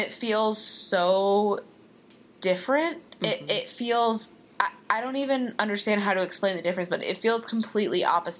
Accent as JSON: {"language": "English", "region": "Texas", "country": "United States", "said": "Well, I'm from Texas."}